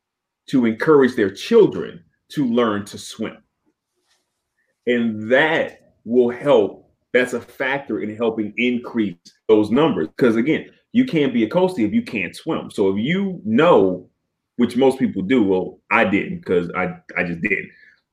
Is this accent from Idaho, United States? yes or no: no; Chicago, Illinois, United States; also born or lived in Washington, D.C.; I was born in 1982. When I was growing up in Southeast DC and then moving to the South Side of Chicago, there were no pools.